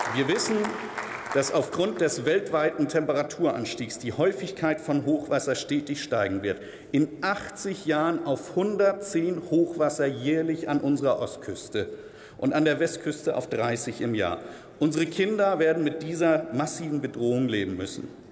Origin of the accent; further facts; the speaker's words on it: Schleswig-Holstein, Germany; meinen norddeutschen Galgenhumor